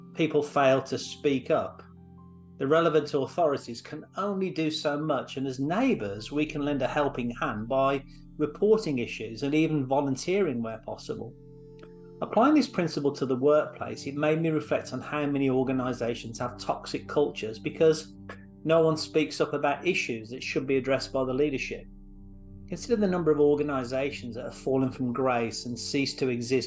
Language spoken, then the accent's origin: English; Santa Clarita, California, United States; being a proud resident of my hometown